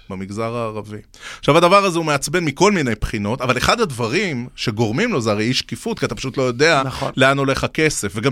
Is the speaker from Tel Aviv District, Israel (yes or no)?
no; Beersheba, Southern District, Israel; שגור בילדותי, גדלתי בבאר שבע.